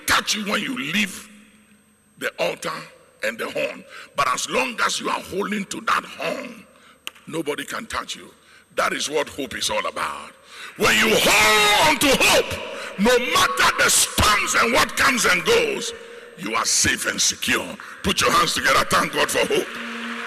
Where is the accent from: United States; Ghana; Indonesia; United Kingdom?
Ghana; As a Ghanaian, it is who we are